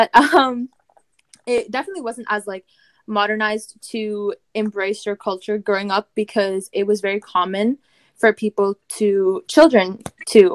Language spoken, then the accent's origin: English; Windsor, Ontario, Canada; I am Canadian. I did grow up in Canada, but my roots originate from Punjab